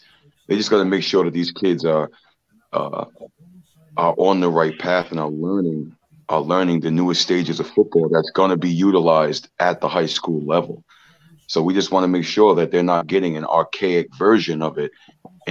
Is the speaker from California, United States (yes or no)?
no; Maryland, United States; I'm actually originally from Maryland. I was born in Maryland.